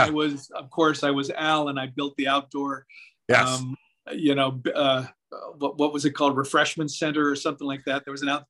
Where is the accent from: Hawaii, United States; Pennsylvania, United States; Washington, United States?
Washington, United States; Seattle; I grew up in Seattle, Washington.